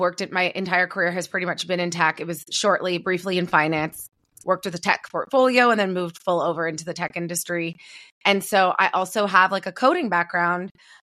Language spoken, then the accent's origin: English; Toronto, Ontario, Canada; I'm from Toronto, from … City